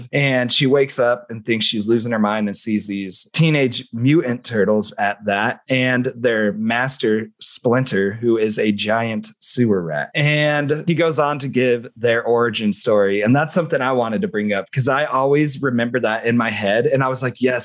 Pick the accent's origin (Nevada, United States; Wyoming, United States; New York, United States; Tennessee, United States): Nevada, United States; Las Vegas; we're from Vegas, maybe.